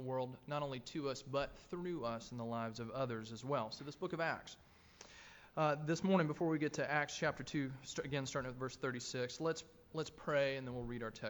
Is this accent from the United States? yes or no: yes; Tennessee, United States; moved away as an adult; also born or lived in North Carolina; I grew up in Tennessee where my family lives. We're completely landlocked, yet here their oldest child now lived in North Carolina